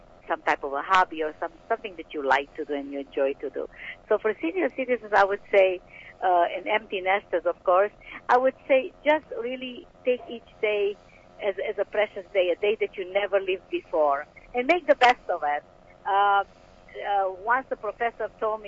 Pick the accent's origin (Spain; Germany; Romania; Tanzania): Romania; moved away; I was born in Romania.